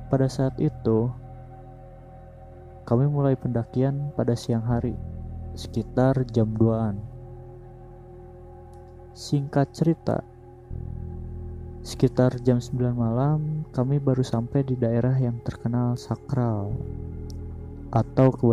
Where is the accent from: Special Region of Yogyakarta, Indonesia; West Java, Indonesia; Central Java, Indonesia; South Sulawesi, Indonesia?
West Java, Indonesia; first language Sundanese; Indonesian is a second language; gue kan emang asli Sunda jadi suka ada yang susah gitu ngucapinnya umpamainnya dari bahasa Sunda ke Indo